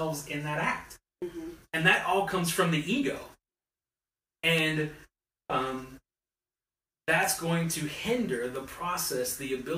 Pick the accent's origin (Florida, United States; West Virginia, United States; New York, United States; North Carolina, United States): West Virginia, United States; I'm from West Virginia